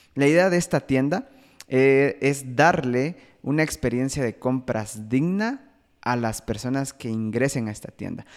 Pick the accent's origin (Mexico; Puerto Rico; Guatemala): Guatemala; Soy de Guatemala